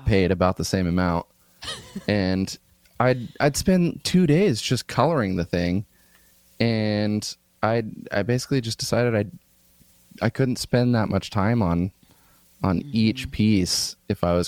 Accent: Midwest, United States; now in Oakland, United States; I grew up around farms in the Midwest

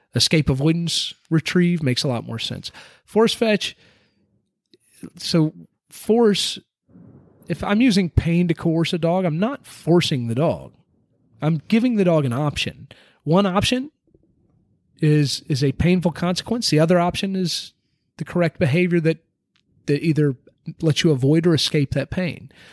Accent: United States; as an American

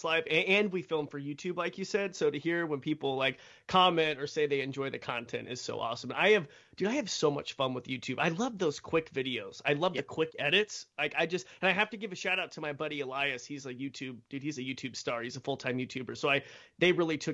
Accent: Idaho, United States; I grew up in Roby Creek, Idaho, which is just in the middle of nowhere.

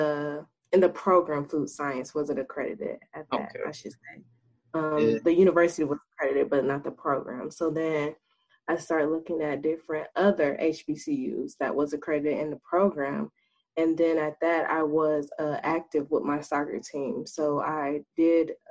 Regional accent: Dayton, Ohio, United States; also born or lived in Alabama; I am from the Dayton, Ohio. I graduated from Chartwell Madison High School in 2016

